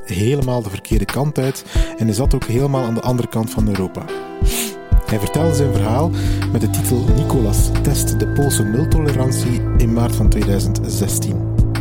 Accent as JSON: {"language": "Dutch", "region": "Flanders", "country": "Belgium", "said": "hier bij ons in Vlaanderen"}